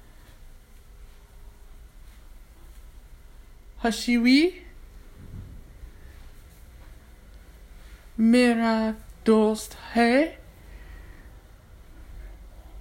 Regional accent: United States; I'm an American. I'm from America

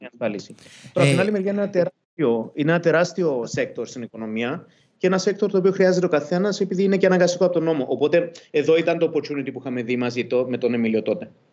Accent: Cyprus; also born or lived in London; now in Greece; επειδή είμαστε και δύο από Κύπρο

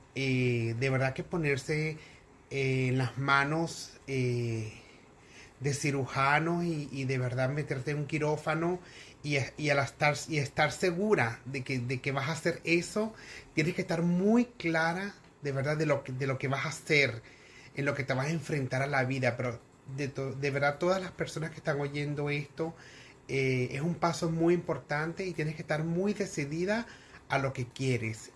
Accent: Venezuela; como buena venezolana

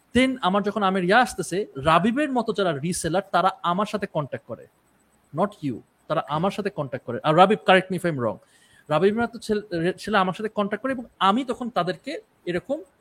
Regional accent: Rajshahi, Rajshahi Division, Bangladesh; আমি রাজশাহীর মানুষ

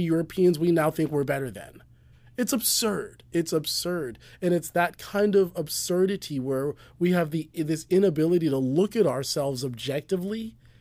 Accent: United States

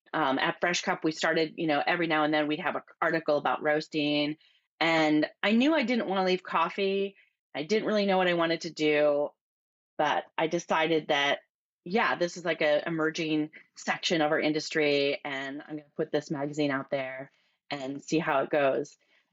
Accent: Midwest, United States; now in California, United States; So I grew up in the Midwest and went to college, and after graduating from college, I moved to California

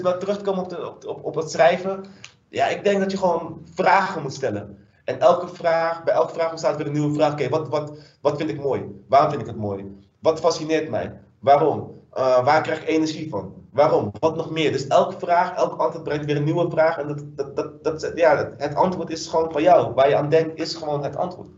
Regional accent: Dordrecht, South Holland, Netherlands; also born or lived in Suriname; now in Rotterdam, Netherlands; ik ben geboren in Suriname, maar echt, ik heb leren lopen, praten, et cetera, in, eh, in Dordrecht

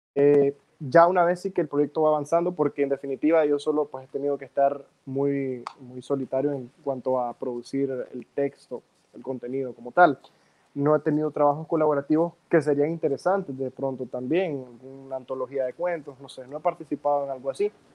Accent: Nicaragua; aquí entonces en Nicaragua

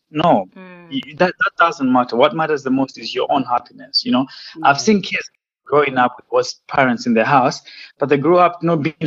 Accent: Malawi; moved away as an adult; also born or lived in Zimbabwe / England; I was born in Zimbabwe, but I was raised in Malawi

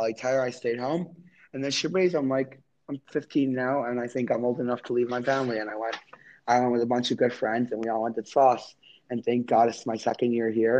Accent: New York City, New York, United States; I grew up in Crown Heights. I was born in Brooklyn

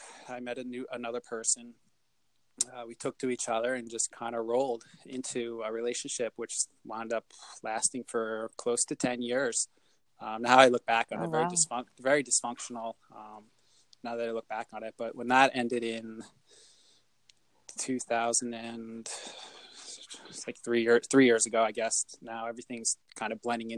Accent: United States; I wasn't born in Bricktown, but I was raised in Bricktown.

